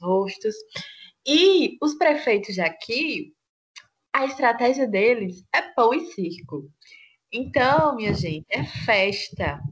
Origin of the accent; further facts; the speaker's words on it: Santa Rita, Paraíba, Brazil; eu sou de Santa Rita